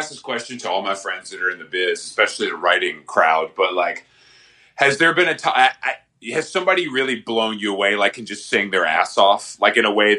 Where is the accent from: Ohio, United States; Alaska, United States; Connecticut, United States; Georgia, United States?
Georgia, United States; Atlanta; I'm from Atlanta, actually.